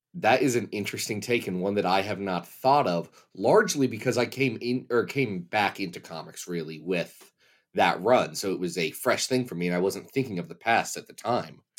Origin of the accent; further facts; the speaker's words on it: Kentucky, United States; I'm from Kentucky